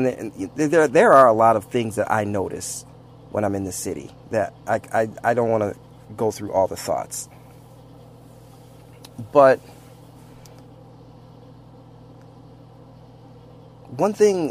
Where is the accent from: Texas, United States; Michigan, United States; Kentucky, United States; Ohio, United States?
Michigan, United States; Saginaw; moved away; also born or lived in Flint, Michigan; I grew up in Saginaw and near Flint, Michigan